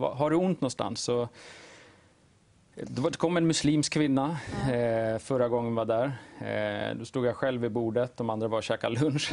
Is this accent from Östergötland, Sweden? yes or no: no; Uppsala, Uppsala County, Sweden; jag bor i Uppsala, född och uppvuxen där